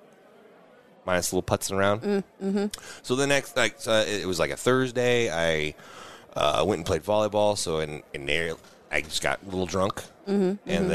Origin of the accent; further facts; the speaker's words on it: Iowa, United States; I'm from Iowa